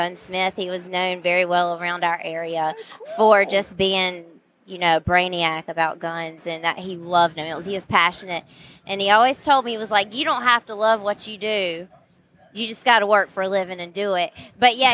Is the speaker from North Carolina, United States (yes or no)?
yes; North Carolina, United States; I'm from North Carolina